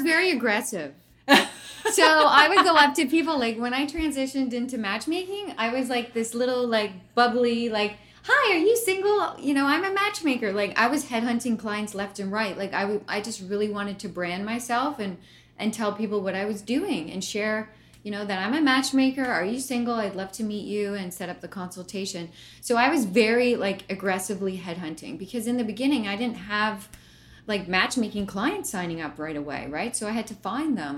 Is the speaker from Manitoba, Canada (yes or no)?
no; Brantford, Ontario, Canada; I grew up in Brantford, Ontario